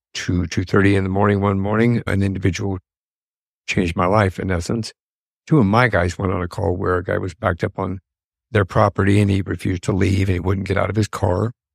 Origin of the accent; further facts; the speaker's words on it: Colorado, United States; moved away as an adult; now in Arizona, United States; I grew up and lived in Colorado.